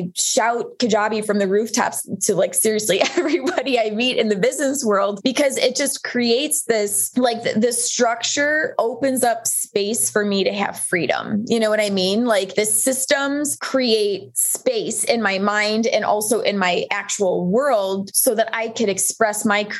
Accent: Buffalo, New York, United States; moved away as an adult; also born or lived in Colorado; I'm originally from Buffalo, New York, and had moved to Colorado once I resigned from teaching

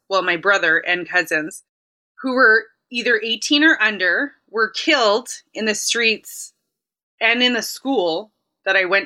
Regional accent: Winnipeg, Manitoba, Canada; I am from Winnipeg. I've only lived in Winnipeg.

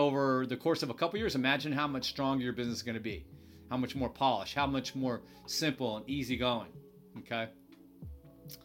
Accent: United States; I'm an American

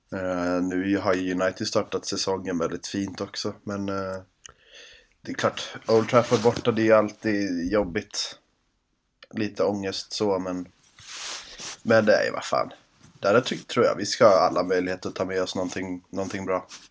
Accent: Sweden; man är ju som sagt svensk

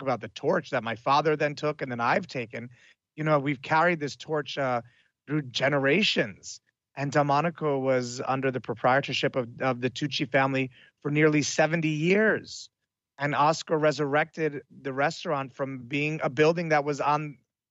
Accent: Italy; moved away; I grew up in Italy as well

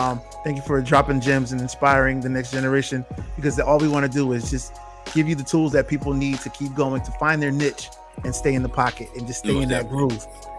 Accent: Bridgeport, Connecticut, United States; now in Atlanta, United States; He's from my hometown of Bridgeport, Connecticut.

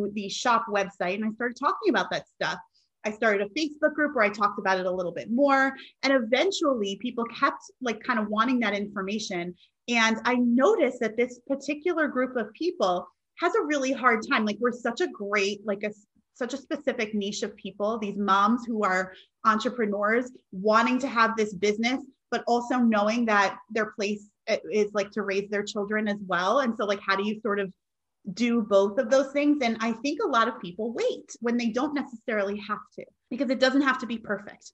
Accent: New York, United States; I'm originally from New York

